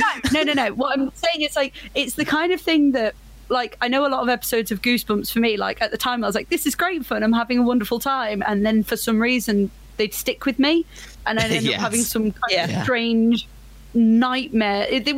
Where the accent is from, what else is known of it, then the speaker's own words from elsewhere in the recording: United Kingdom; as a British person